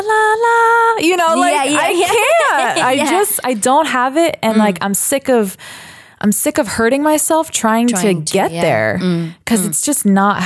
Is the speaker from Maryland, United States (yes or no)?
yes; Baltimore, Maryland, United States; I grew up actually singing in the Peabody Children's Choir at Johns Hopkins in Baltimore. And that was like 11 years of my life